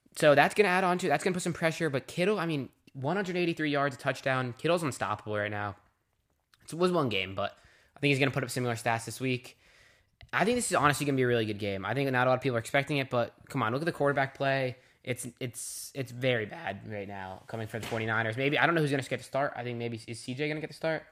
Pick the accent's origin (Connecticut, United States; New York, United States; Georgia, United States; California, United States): Connecticut, United States; the three of us live in Connecticut. I mean, we're from Connecticut.